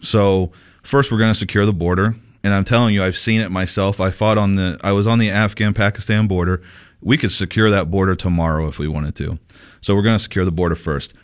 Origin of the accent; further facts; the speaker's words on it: Sierra Vista, Arizona, United States; Sierra Vista, my hometown, Sierra Vista